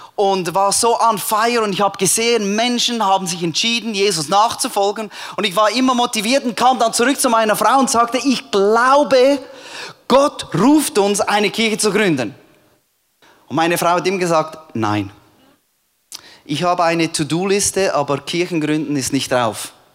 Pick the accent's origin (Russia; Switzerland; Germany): Switzerland; moved away as an adult; also born or lived in Cambodia; als Schweizer in Kambodscha